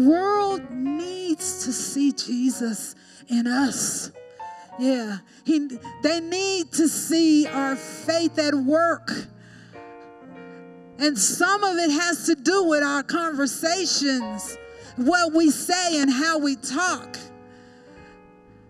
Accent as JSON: {"language": "English", "region": "Colorado", "country": "United States", "tie": "born or raised there", "also_born_or_lived": "Texas", "said": "I grew up in Colorado, but my parents are from Texas, and I lived in Texas for a little bit"}